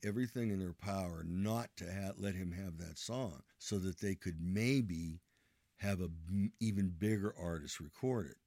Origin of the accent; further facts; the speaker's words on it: Ohio, United States; Where am I from? I'm from Ohio.